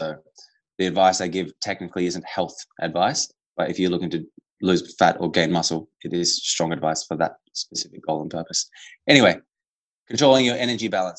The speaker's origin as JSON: {"language": "English", "country": "Australia", "said": "I am Australian, but I am also Italian"}